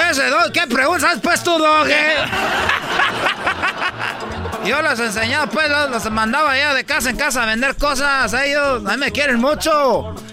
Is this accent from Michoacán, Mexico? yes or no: yes; Michoacán, Mexico; Yo soy pues de Michoacán, son 100 mentirosos, pero les voy a decir algo. En Michoacán son 100 mentirosos.